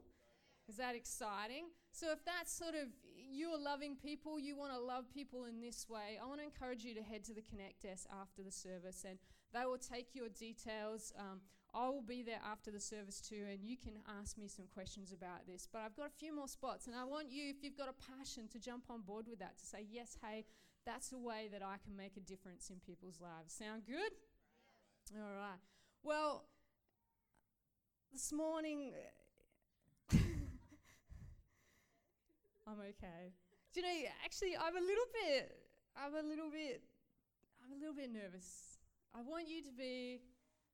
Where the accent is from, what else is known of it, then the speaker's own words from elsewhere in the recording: Australia; I grew up in Australia, and I had no context, really, of who God was